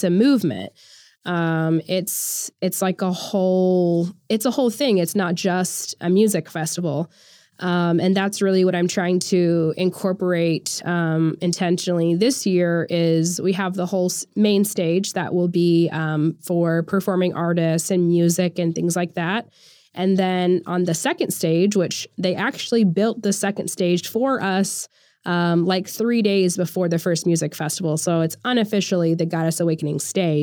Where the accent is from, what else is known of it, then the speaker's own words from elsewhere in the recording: Oklahoma, United States; I'm from Oklahoma